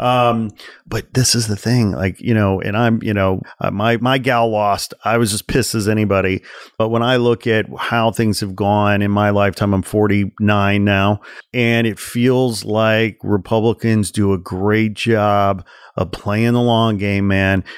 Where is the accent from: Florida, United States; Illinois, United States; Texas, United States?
Illinois, United States; forty miles outside of Chicago; I grew up forty miles outside of Chicago